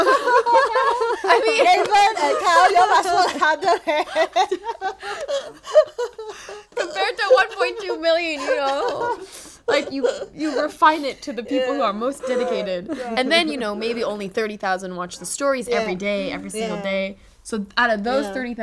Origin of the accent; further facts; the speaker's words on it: Los Angeles, California, United States; moved away as an adult; now in Singapore; I grew up in Los Angeles